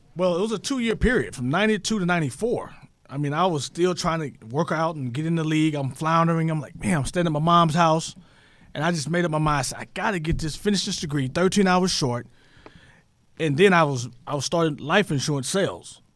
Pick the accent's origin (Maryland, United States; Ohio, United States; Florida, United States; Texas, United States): Texas, United States; Tyler; my hometown is Tyler, Texas